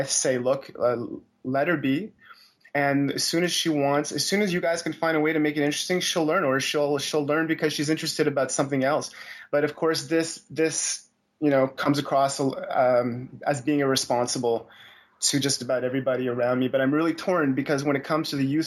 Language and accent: English; Montreal, Quebec, Canada; I'm from Montreal, so both my wife and daughter are more or less French